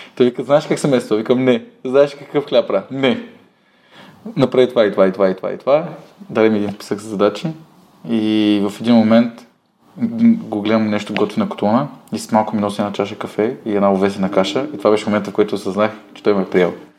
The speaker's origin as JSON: {"language": "Bulgarian", "country": "Bulgaria", "said": "аз пък съм от България"}